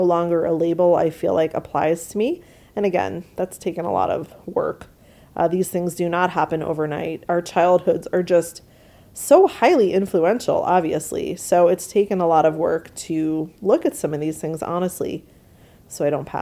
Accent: New York, United States; I grew up in New York, which is a humid place, obviously, with the water right there

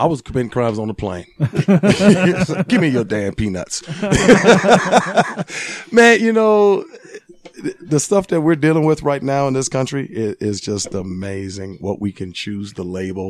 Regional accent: Arlington, Virginia, United States; born or raised there; moved away as an adult; also born or lived in Liberia; now in Utah, United States

